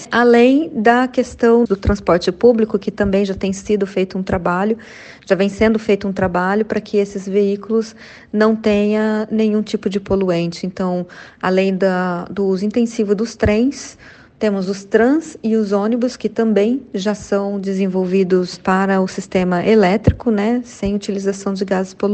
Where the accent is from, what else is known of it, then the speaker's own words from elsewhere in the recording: Poços de Caldas, Minas Gerais, Brazil; born there; especificamente na cidade onde eu nasci, em Poços de Caldas.